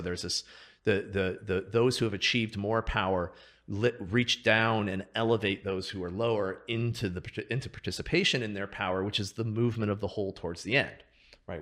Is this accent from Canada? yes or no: no; Seattle, Washington, United States; I grew up in Seattle, outside of Seattle